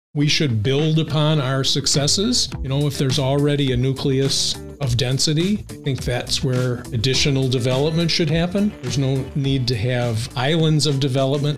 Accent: St. Joseph, Michigan, United States; we grew up um, block away from St. Joe High School

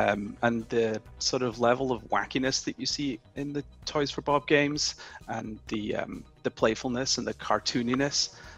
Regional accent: United Kingdom; now in United States; I came over from the UK. You can probably tell that I'm not a Californian native. I came over almost 10 years ago

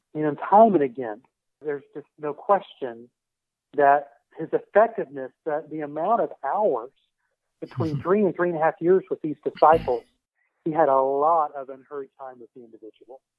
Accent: Tulsa, Oklahoma, United States; I grew up in the Tulsa area in the '70s

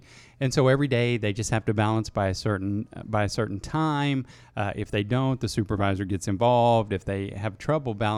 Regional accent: Oklahoma, United States; I'm from Bags, Oklahoma

